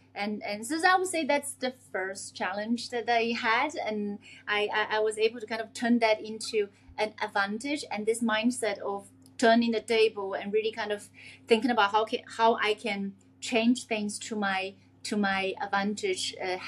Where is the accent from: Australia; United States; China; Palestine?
China; English is a second language; also born or lived in Singapore / United Kingdom; I grew up in China, I grew up in Singapore, I grew up in the UK. English is not my first language.